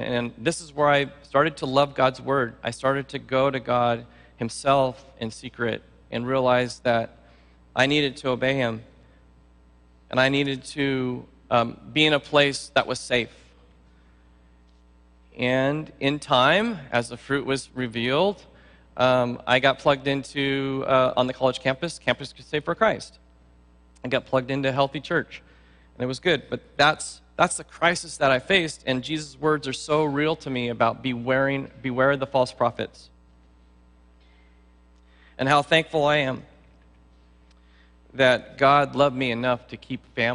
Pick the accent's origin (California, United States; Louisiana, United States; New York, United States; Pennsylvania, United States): California, United States; San Luis Obispo; moved away as an adult; also born or lived in Hayward, California; I'm from San Luis Obispo on the Central Coast